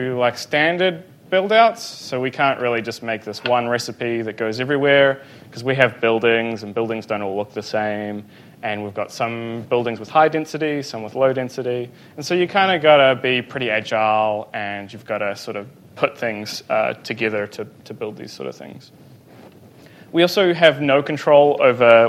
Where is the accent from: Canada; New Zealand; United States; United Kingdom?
New Zealand; Hamilton, Waikato; I'm from New Zealand, a small place called Hamilton